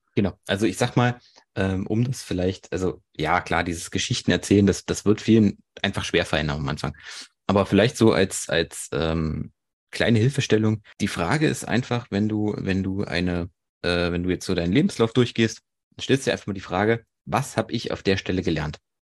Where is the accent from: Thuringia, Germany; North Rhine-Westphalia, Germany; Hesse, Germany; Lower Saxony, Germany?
Thuringia, Germany; Erfurt; 27, komme aus Erfurt